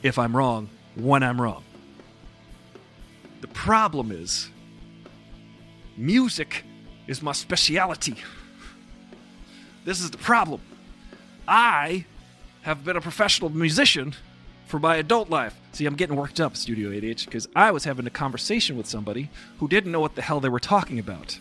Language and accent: English; Long Island, New York, United States; I grew up on Long Island